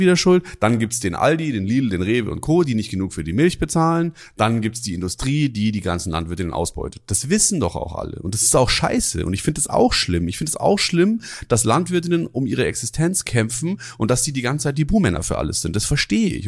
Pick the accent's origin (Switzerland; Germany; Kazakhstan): Germany; Germering, Bavaria; Germering, wo ich herkomme